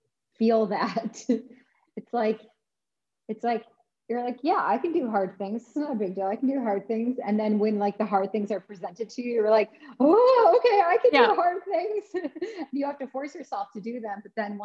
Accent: Midwest, United States; versus growing up in the Midwest where everybody like has to have meat at every single meal.

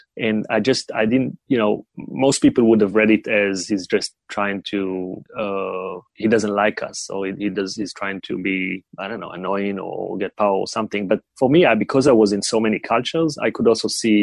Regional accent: Israel; moved away as an adult; also born or lived in China; I grew up in Israel, and then at the age of 18, everybody go to the military

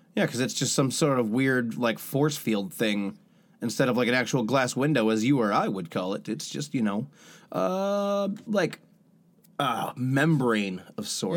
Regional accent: United States; accent: American; I speak American.

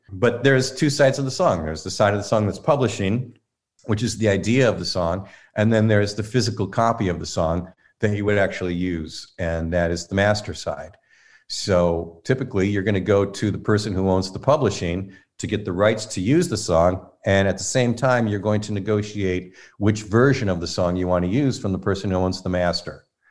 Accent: Inkster, Michigan, United States; also born or lived in Detroit; I grew up in Inkster, Michigan, so that's West Side

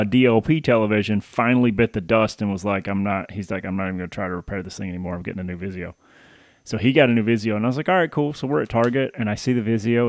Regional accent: Paris, Tennessee, United States; moved away as an adult; also born or lived in Baton Rouge, Louisiana / Michigan; I was born in Baton Rouge, but I was raised in Paris

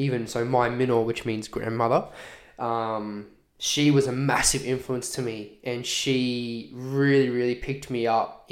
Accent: Redland City, Queensland, Australia; born and raised on Quandamooka Country here in the Redlands

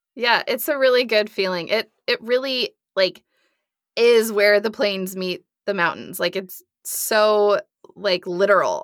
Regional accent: Nebraska, United States; I'm from Nebraska

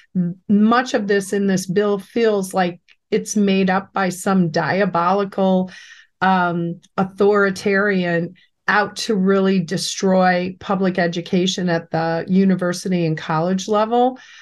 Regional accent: Cleveland, Ohio, United States; I grew up in Cleveland on the West Side

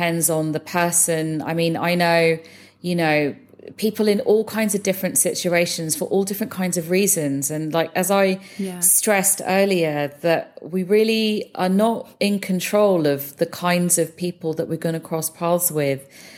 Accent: London, United Kingdom; So I was born and brought up in London. My parents were immigrants who came over from India in the 70s.

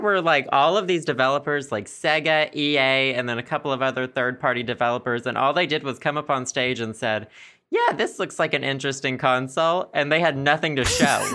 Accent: Arkansas, United States; accent: Southern; also born or lived in Philadelphia, United States; my especially Southern accent

